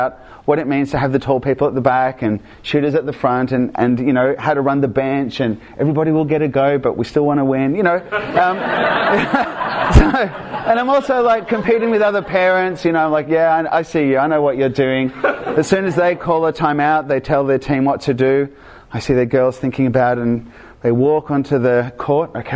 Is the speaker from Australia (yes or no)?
no; Argentina; moved away; I grew up in Argentina